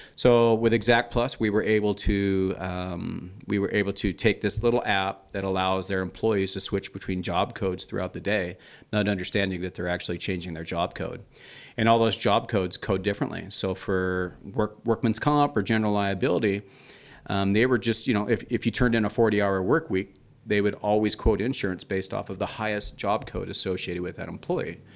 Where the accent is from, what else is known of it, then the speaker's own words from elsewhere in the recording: Idaho, United States; also born or lived in London, England; we moved to Idaho from England when I was seven. So I was born in London.